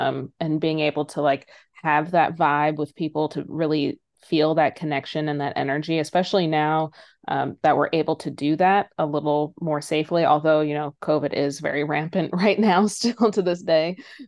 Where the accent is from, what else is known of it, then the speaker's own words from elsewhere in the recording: Philadelphia, Pennsylvania, United States; also born or lived in San Francisco / Minneapolis / Boston / Brooklyn; now in Los Angeles, United States; I grew up a little all over the place. I was born in San Francisco, spent my elementary school days in Minneapolis, middle school and high school in Philadelphia, went to college in Boston, lived in Brooklyn for 8 years, and now I'm in LA.